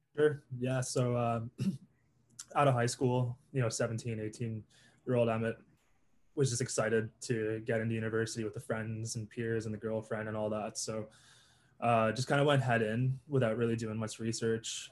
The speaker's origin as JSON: {"language": "English", "town": "Toronto", "region": "Ontario", "country": "Canada", "said": "I'm from Toronto, Ontario, the six"}